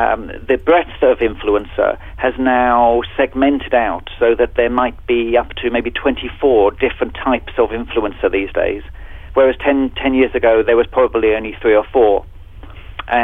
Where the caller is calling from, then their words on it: London, United Kingdom; I'm actually talking from London, where it's early evening now, so it's a pretty international business we're in at the moment.